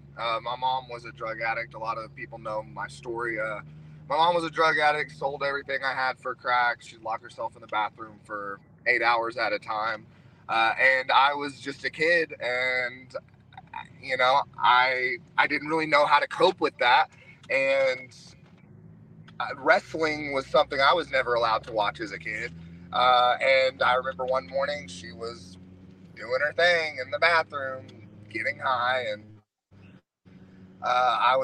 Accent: Knoxville, Tennessee, United States; Bianca Belair is from my hometown. We went to the same high school, same time

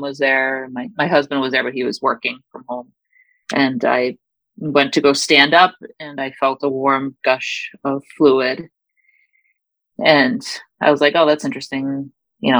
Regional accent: Massachusetts, United States; now in Michigan, United States; I live in Michigan, but I'm originally from Massachusetts

